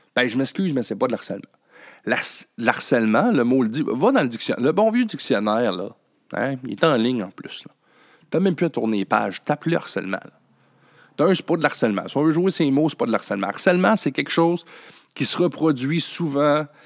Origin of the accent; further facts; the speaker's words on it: Quebec, Canada; de chez nous au Québec